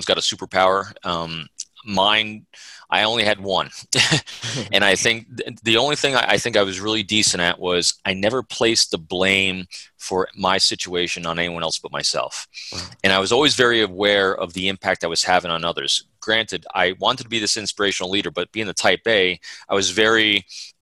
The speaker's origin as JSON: {"language": "English", "region": "New York", "country": "United States", "tie": "born or raised there", "said": "I grew up in the Northeast of the United States, you know, in New York"}